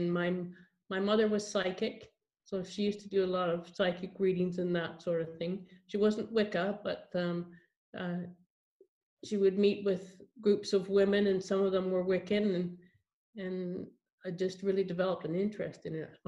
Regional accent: Edinburgh, Scotland, United Kingdom; born there; I was born here in Edinburgh

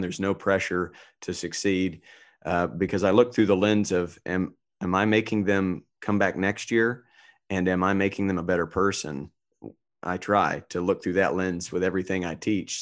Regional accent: North Carolina, United States; now in Orange County, United States; I grew up in North Carolina where there was no teams to root for

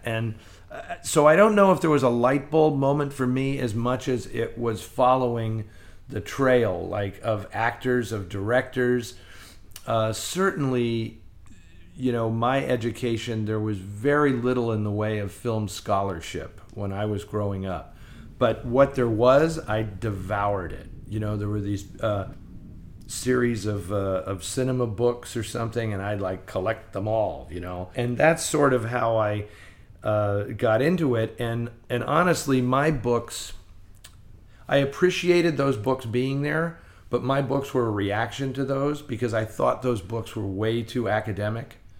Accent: San Francisco, California, United States; I grew up in San Francisco and it was filled with repertory cinemas

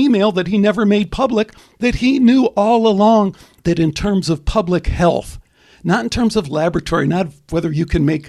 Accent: Chicago, Illinois, United States; moved away; also born or lived in Arizona; I grew up in Chicago

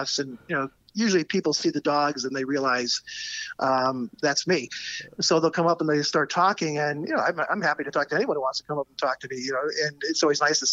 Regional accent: Ireland; now in Chicago, United States; I'm originally from Ireland and I go back home twice a year.

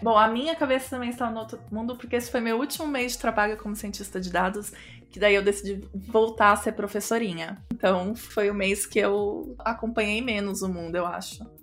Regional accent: Brazil; now in Sorocaba, Brazil; sendo brasileira

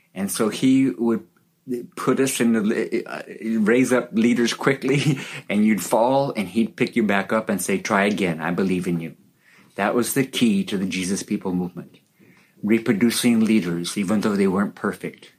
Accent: California, United States; I grew up in America, in California, in a Christian family

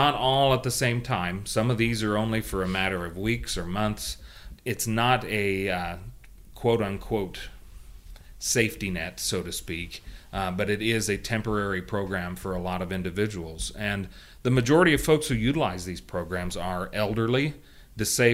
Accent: Kansas, United States; my home state of Kansas

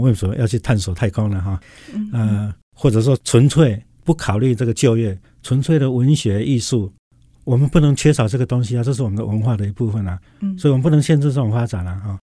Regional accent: Tainan, Taiwan; moved away as an adult; also born or lived in Hsinchu, Taiwan; 我可以为我的故乡来服务

